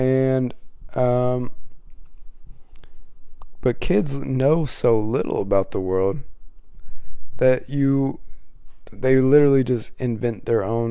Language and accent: English; Midwest, United States; I grew up in the Midwest, so it's real cold